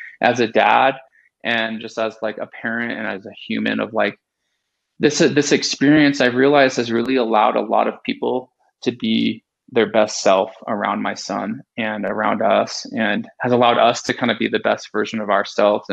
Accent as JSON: {"language": "English", "region": "California", "country": "United States", "tie": "born or raised there", "said": "I grew up in California and lived at the beach"}